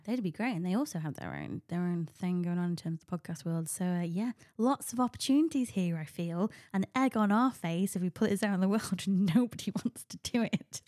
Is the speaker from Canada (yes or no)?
no; United Kingdom; as a Brit